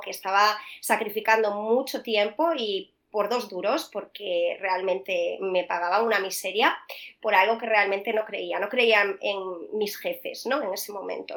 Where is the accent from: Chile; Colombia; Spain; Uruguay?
Spain; Vigo, Galicia; moved away as an adult; also born or lived in Salamanca / Madrid; yo soy de Vigo